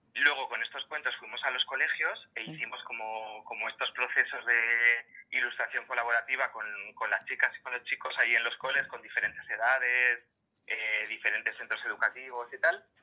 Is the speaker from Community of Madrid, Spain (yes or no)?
yes; Madrid, Community of Madrid, Spain; yo nací en Argüelles, en Madrid, y me acuerdo cuando era pequeñito que, que, al lado de mi casa estaba la biblioteca